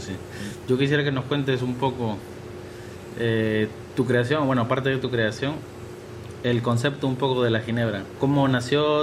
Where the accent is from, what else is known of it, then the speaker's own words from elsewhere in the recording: Peru; now in Spain; yo como peruano